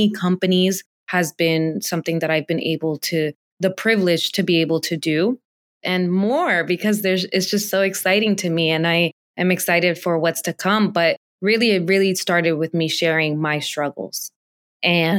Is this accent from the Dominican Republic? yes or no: yes; Dominican Republic; now in United States; I was born in the Dominican Republic